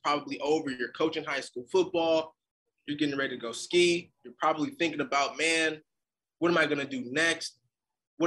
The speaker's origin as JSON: {"language": "English", "area": "Bay Area", "region": "California", "country": "United States", "tie": "born or raised there", "said": "I grew up in the Bay Area"}